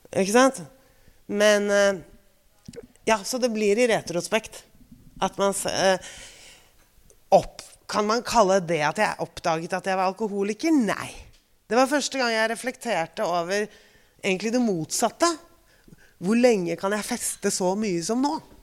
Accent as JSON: {"language": "Norwegian", "region": "Oslo", "country": "Norway", "also_born_or_lived": "Bygdøy / Parkveien", "said": "Jeg kommer fra Frogner, Gabels gate 37"}